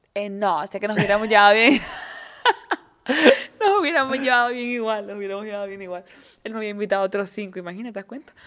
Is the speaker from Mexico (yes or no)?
no; Canary Islands, Spain; somos la mujer canaria, esa mezcla bereber, guanche, latinoamericana, europea